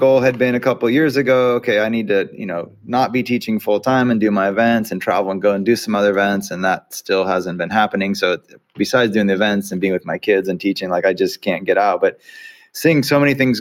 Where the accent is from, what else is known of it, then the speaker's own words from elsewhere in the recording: California, United States; as a Californian